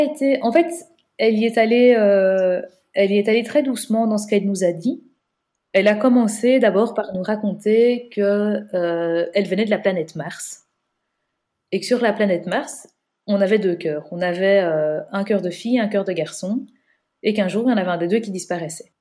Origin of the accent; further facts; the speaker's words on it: Belgium; on est belge